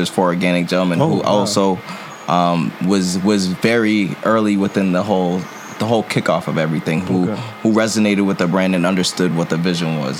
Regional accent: Lowell, Massachusetts, United States; also born or lived in New York City; now in Buffalo, United States; I'm originally from Lowell, Mass. In simple terms, a city that's like 20-30 minutes outside of Boston

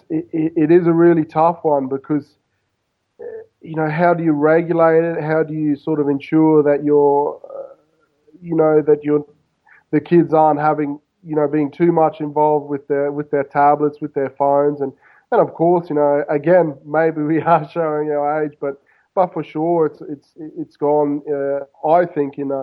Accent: Queensland, Australia; now in Buenos Aires, Argentina; I grew up in Australia, of course, I grew up basically right on the Pacific

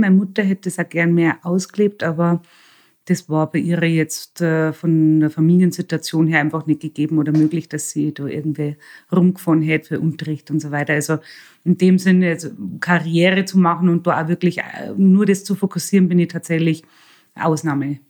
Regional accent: Bavaria, Germany; moved away as an adult; now in Salzburg, Austria; ich bin in einer Pension aufgewachsen in Bayern

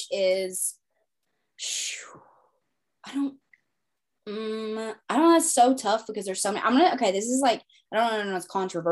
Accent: the South, United States; I'm from the South

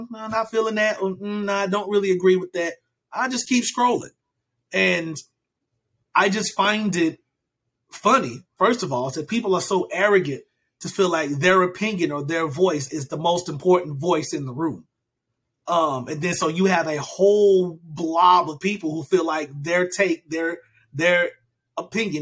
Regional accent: United States; I am American, born and raised in America

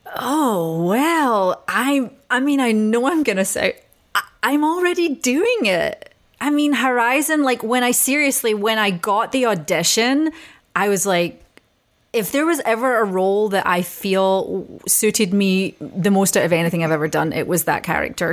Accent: Scotland, United Kingdom; being Scottish

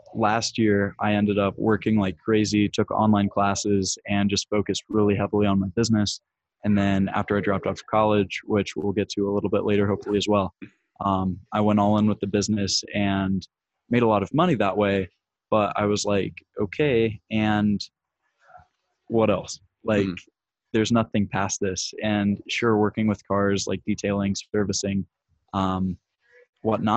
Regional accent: Indiana, United States; I'm from Indiana, and Chicago's about 3 hours away from me.

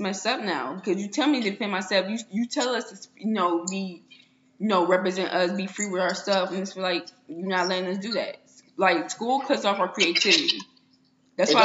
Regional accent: St. Louis, Missouri, United States; where I'm from St. Louis

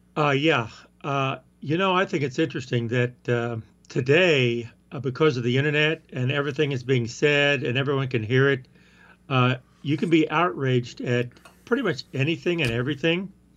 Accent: the South, United States; moved away; I'm talking that way 'cause that's how I talk. I'm from the South

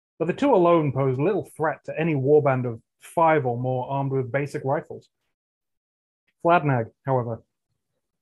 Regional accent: England, United Kingdom; I'm English

